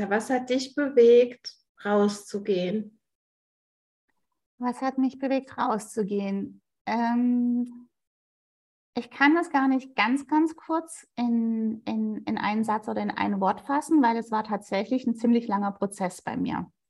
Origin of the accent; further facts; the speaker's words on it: Sigmaringen, Baden-Württemberg, Germany; für mich ist es ja die Ecke, wo ich aufgewachsen bin. Und ich fand es total immer schön, auf die Schwäbische Alb zu fahren, weil Sigmaringen ist so ein Nebelloch